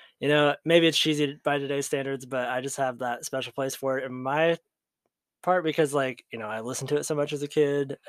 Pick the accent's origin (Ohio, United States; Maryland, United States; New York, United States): Ohio, United States; we're from Ohio.